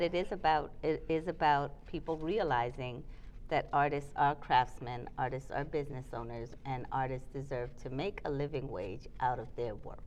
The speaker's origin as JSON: {"language": "English", "country": "Trinidad & Tobago", "tie": "born or raised there", "also_born_or_lived": "New York, United States", "moved": "yes", "lives_now": "Charlotte, United States", "said": "I'm from Trinidad, it, the island of the rum punch"}